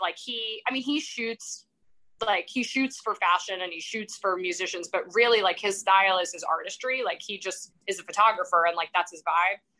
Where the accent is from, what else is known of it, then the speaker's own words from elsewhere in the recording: New York, United States; moved away as an adult; also born or lived in England; I'm from New York